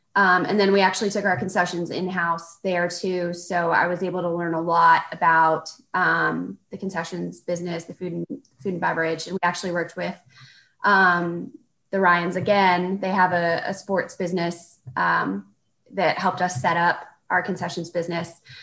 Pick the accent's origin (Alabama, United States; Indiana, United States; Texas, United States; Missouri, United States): Texas, United States; Corpus Christi; moved away as an adult; also born or lived in San Antonio, Texas; So I'm from Corpus Christi, Texas. My dad was in the Navy.